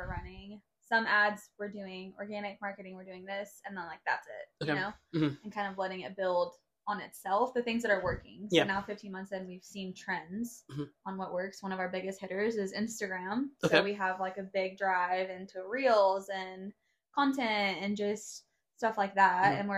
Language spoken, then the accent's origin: English; Ennis, Texas, United States; also born or lived in Southlake / Grapevine; So I was born in Ennis, Texas, which is a town like an hour south of here. Grew up for a bit there. Moved to South Lake. Moved back to Ennis. Moved to Grapevine.